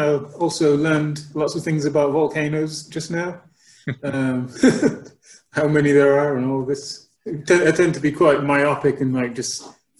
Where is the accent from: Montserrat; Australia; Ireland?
Montserrat; also born or lived in United Kingdom; I was born in the United Kingdom, but I came to Montserrat when I was about 7 years old.